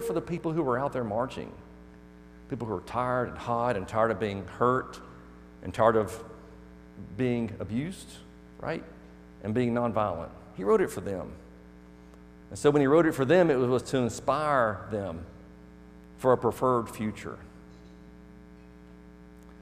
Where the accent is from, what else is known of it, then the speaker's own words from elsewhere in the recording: Birmingham, Alabama, United States; I'm from Birmingham, Alabama area